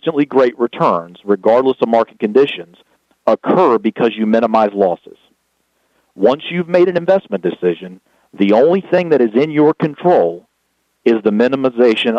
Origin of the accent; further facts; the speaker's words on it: the South, United States; accent: Southern; my Southern accent